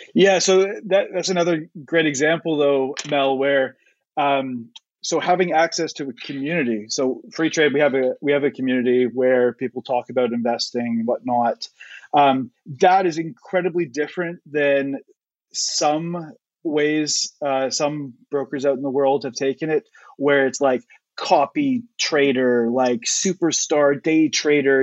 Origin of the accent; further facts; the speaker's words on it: Canada; now in United Kingdom; I'm not actually from the UK. I'm from Canada